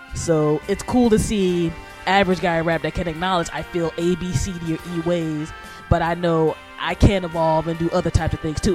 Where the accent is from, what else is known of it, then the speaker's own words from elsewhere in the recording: United States; also born or lived in New York metropolitan area; as an American, and like I said, um, the NYC Metro is literally where I became an adult